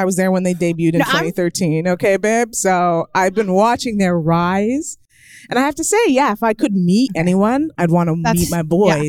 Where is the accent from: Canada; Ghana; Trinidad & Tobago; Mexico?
Canada; I'm Canadian.